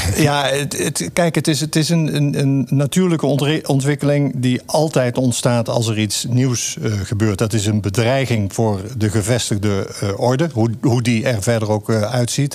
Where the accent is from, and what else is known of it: North Brabant, Netherlands; born or raised there